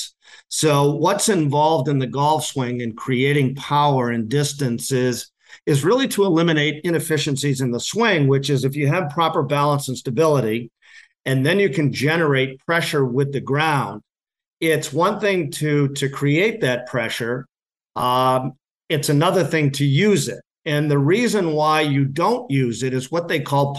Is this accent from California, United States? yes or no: no; Massachusetts, United States; now in New Hampshire, United States; I'm originally from Massachusetts. I live in New Hampshire now